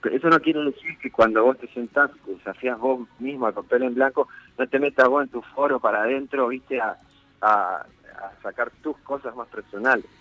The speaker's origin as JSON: {"language": "Spanish", "town": "Concordia", "region": "Entre Ríos", "country": "Argentina", "tie": "born or raised there", "also_born_or_lived": "Rosario", "moved": "yes", "said": "nací en Rosario, pero me crié, tuve toda mi infancia y mi adolescencia en, Concordia."}